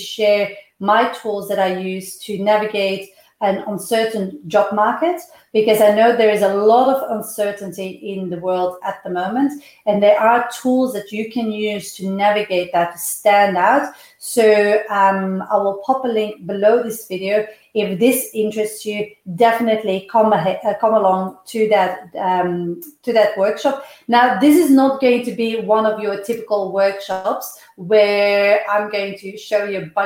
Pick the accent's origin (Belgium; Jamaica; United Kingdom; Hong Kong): Belgium; moved away as an adult; I come from Belgium, and the time that I left Belgium, there was an 11% unemployment